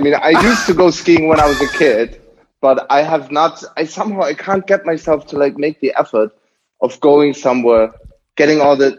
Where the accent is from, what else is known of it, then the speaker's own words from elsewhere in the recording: Munich, Bavaria, Germany; now in Berlin, Germany; I grew up in Munich.